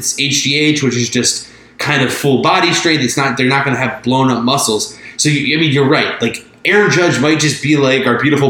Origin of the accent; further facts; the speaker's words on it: outside of Philadelphia, Pennsylvania, United States; I grew up outside of Philly